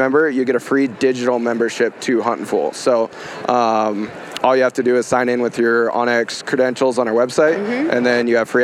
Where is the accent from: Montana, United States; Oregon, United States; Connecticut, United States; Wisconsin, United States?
Montana, United States; I was born and raised in Montana